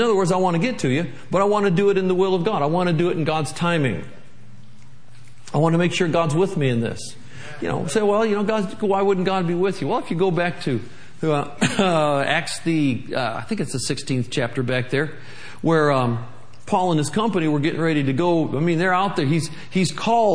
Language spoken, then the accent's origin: English; Michigan, United States; moved away as an adult; also born or lived in Tulsa, Oklahoma; I'm from Michigan. We got lots of ice up there